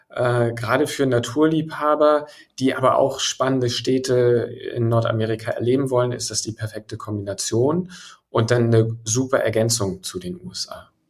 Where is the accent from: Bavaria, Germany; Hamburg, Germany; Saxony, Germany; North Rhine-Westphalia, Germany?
Hamburg, Germany; als gebürtiger Hamburger schlägt mein Herz schwarz-weiß-blau